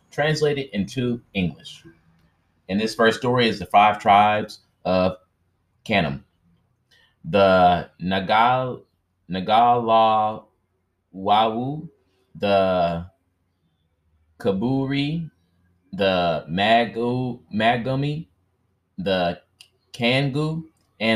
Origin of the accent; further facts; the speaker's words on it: United States; I'm an American.